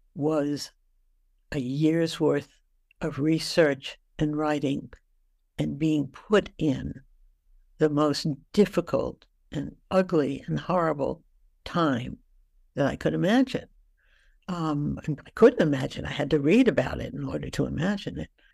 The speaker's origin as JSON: {"language": "English", "town": "New York City", "region": "New York", "country": "United States", "said": "I came from New York City."}